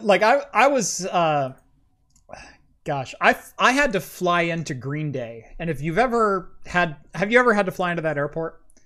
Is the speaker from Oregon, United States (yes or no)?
yes; Oregon, United States; I'm from Oregon